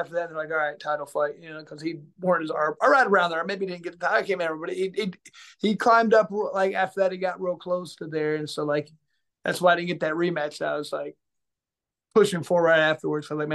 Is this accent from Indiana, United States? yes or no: yes; Indianapolis, Indiana, United States; my hometown